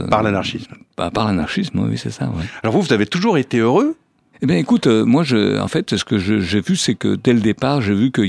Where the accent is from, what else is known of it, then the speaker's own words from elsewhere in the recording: Savoie, Auvergne-Rhône-Alpes, France; now in Malaga, Spain; Je suis né dans les Alpes en Savoie